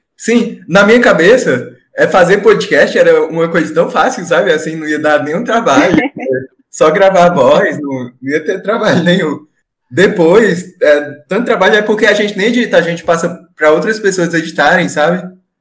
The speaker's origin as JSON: {"language": "Portuguese", "region": "Ceará", "country": "Brazil", "said": "eu sou do, sou do Ceará, do Nordeste"}